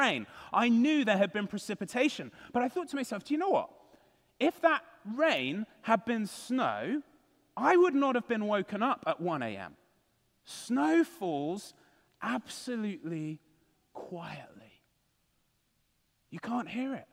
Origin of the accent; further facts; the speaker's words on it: United Kingdom; moved away; I'm from the United Kingdom